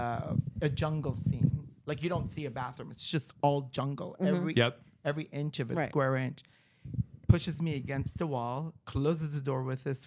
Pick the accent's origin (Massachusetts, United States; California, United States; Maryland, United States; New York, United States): California, United States; Beverly Hills; I'm from Beverly Hills